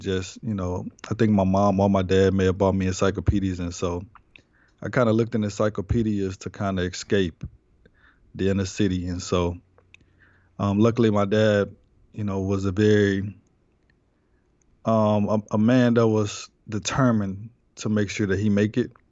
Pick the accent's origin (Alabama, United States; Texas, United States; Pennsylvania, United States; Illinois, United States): Texas, United States; Houston; I grew up in the inner cities um, a lot of different inner cities in Houston